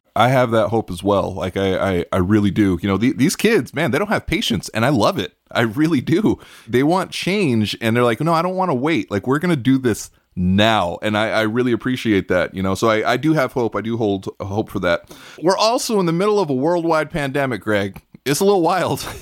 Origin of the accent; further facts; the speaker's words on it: New York City, New York, United States; I grew up in Brooklyn, New York